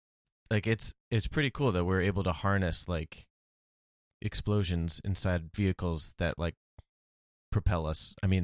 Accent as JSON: {"language": "English", "region": "New York", "country": "United States", "said": "I'll let you speak about my home state"}